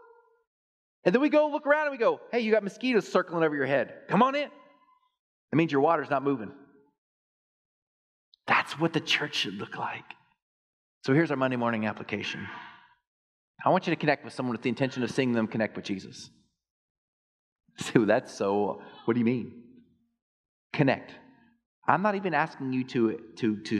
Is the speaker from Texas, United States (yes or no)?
yes; Texas, United States; I grew up in Texas